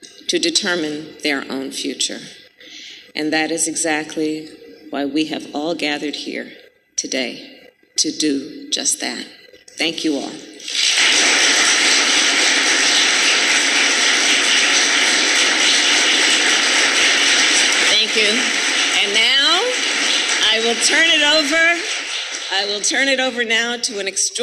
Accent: Oakland, California, United States; my hometown of Oakland, California

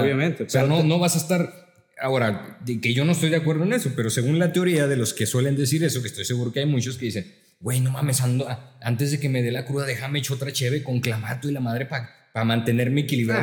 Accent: La Laguna, Mexico; nosotros somos de aquí de La Laguna

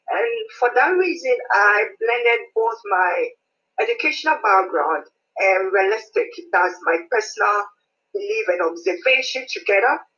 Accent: Ghana; moved away as an adult; now in United Kingdom; I'm a Ghanaian lady, but in the UK for some time now.

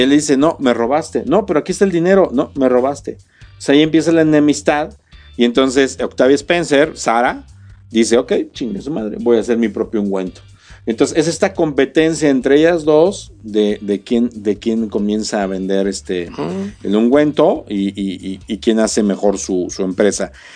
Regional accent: Querétaro, Mexico; para los que somos queretanos

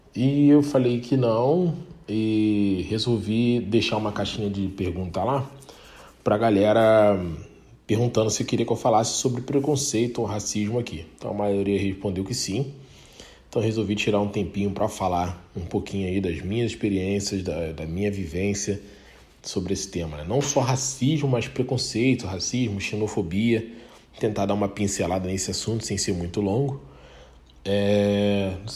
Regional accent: Baixada Fluminense, Rio de Janeiro, Brazil; moved away as an adult; eu vim da Baixada Fluminense, né? Vim do Rio, de Rio de Janeiro, Baixada Fluminense

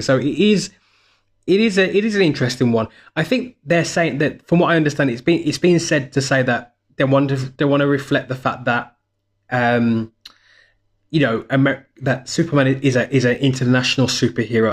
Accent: United Kingdom; I'm a Brit. So, as a Brit

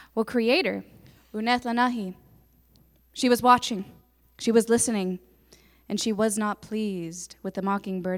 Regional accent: Tahlequah, Oklahoma, United States; I'm, I'm from Tahlequah. I grew up here

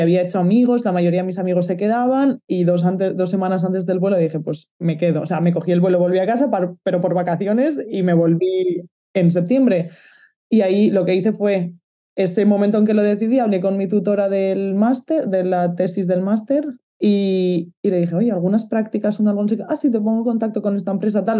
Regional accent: Valencia, Valencian Community, Spain; moved away as an adult; also born or lived in Barcelona; now in Netherlands; yo soy de Valencia

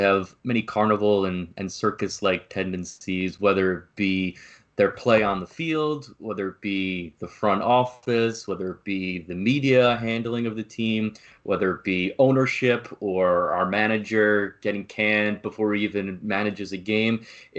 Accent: New Jersey, United States; moved away as an adult; now in Miami, United States; we grew up together over in New Jersey. We went to high school together

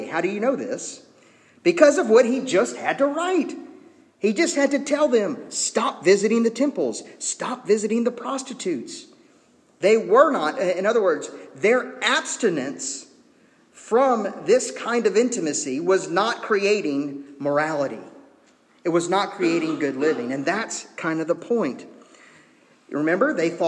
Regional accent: United States; as American citizens

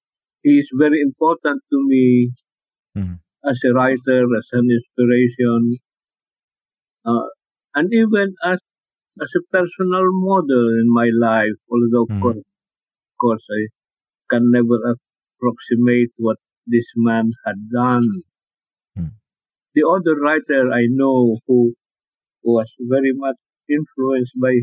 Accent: Philippines; English is a second language; Filipinos have a very great problem with language, because, like myself, when I write in English, it's not my mother tongue

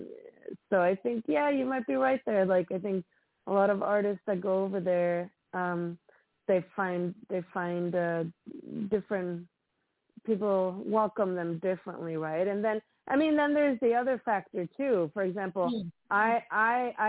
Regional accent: Sweden; now in Los Angeles, United States; I'm from Sweden

